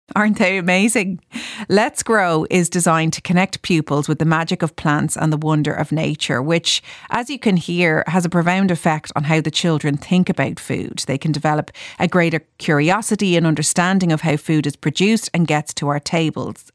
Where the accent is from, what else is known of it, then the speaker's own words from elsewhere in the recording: Ireland; Irish people